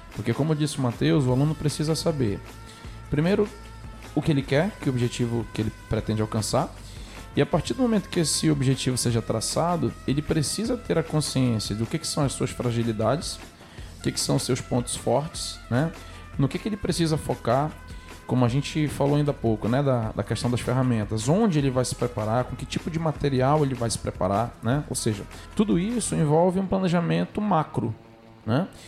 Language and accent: Portuguese; Amazonas, Brazil; Eu sou amazonense, sou nortista, tenho muito orgulho da minha terra